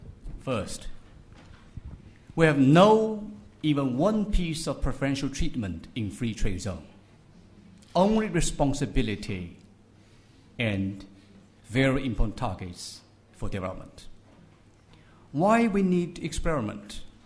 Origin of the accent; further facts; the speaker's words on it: Shanghai, China; English is a second language; Though I was thousands of miles away from Shanghai, I know very well what is PM2.5 now in my hometown.